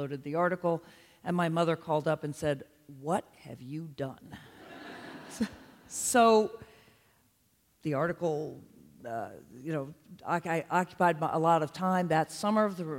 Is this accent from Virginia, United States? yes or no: yes; Charlottesville, Virginia, United States; I grew up in Charlottesville, Virginia in the 60s and early 70s